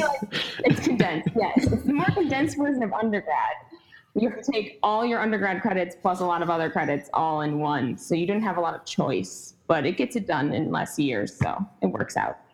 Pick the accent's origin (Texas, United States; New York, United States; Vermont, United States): New York, United States; Syracuse; I'm from Syracuse, New York